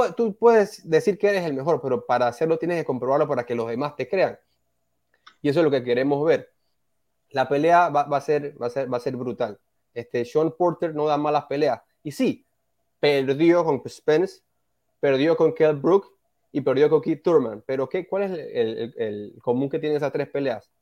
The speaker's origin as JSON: {"language": "Spanish", "country": "Panama", "said": "uno como panameño"}